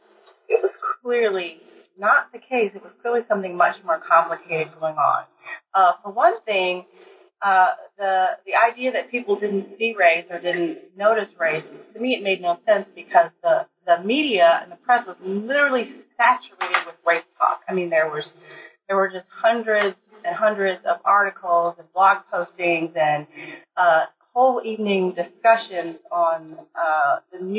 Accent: College Park, Maryland, United States; moved away as an adult; also born or lived in New Haven, Connecticut / Michigan; now in Minnesota, United States; I'm originally from Maryland, College Park, Maryland

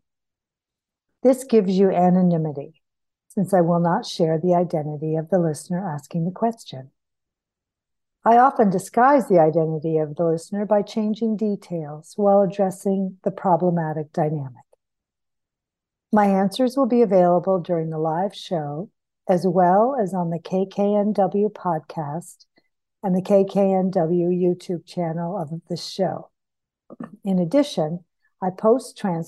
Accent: St. Johnsbury, Vermont, United States; I moved back to my hometown on the other side of the state of Vermont, St. Johnsbury.

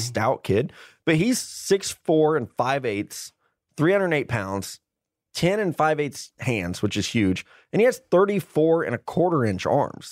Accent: Missouri, United States; I'm from Missouri

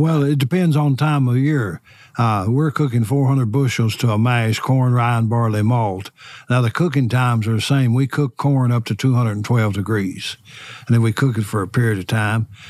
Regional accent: Lawrenceburg, Kentucky, United States; I was born and raised here in Lawrenceburg, Anderson County

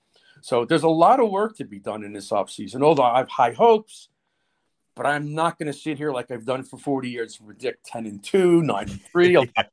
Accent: Newark, New Jersey, United States; Newark, which is my hometown

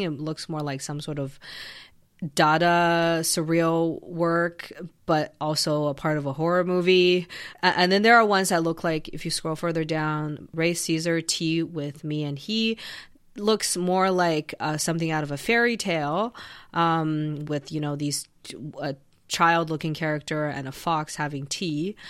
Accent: Canada; I'm Canadian

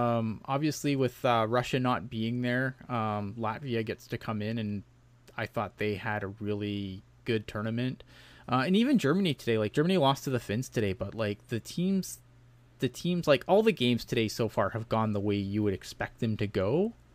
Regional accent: Canada; Obviously, being a Canadian, I am not super happy about that.

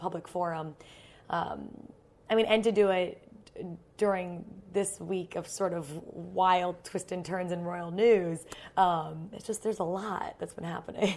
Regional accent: United States; as an American

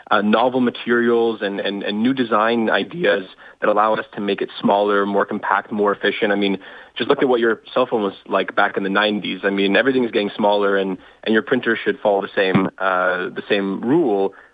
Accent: Toronto, Ontario, Canada; Uh, I'm from Toronto.

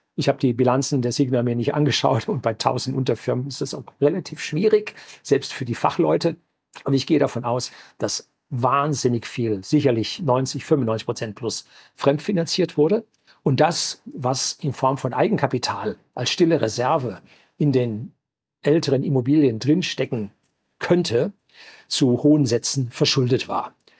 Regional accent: Germany; bei uns in Deutschland

